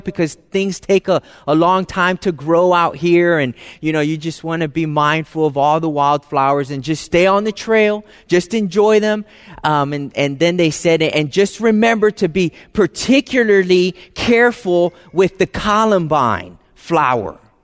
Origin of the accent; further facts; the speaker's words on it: East Coast, United States; I'm from the, you know, East Coast. My family lives in Florida.